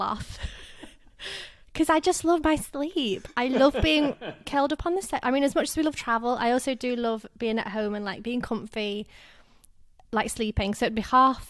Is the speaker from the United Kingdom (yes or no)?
yes; England, United Kingdom; I'm from England